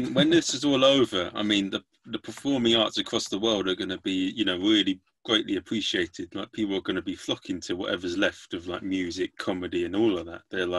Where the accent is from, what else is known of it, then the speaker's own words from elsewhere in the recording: London, United Kingdom; So near Wimbledon. Near Wimbledon, sort of southwest London.